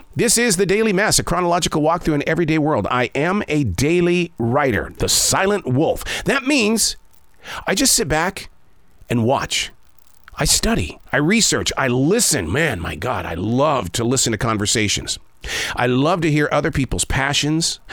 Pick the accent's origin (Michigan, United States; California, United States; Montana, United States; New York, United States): Montana, United States; Billings; moved away; I grew up in Billings, Montana.